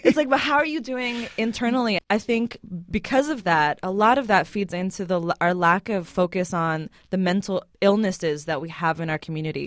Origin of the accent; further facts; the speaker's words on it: Beirut, Beirut Governorate, Lebanon; now in United States; I grew up in Beirut, but my mom is out here now